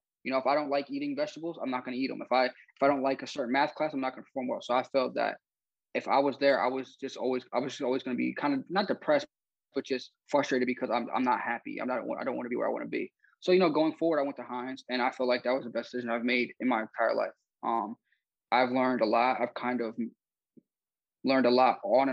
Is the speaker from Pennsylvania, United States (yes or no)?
yes; Philadelphia, Pennsylvania, United States; my other friend, we're from the Philadelphia area